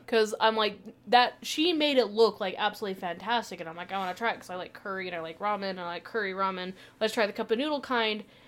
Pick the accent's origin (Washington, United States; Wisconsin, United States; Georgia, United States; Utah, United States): Utah, United States; growing up in Utah, we kind of lived